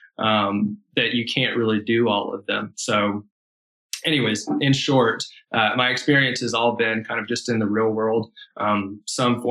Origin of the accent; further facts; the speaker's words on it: Atlanta, Georgia, United States; also born or lived in Charlotte, North Carolina; I grew up here in Georgia on the west side of Atlanta. And then in my early teen years, we moved up to the mountains in a small town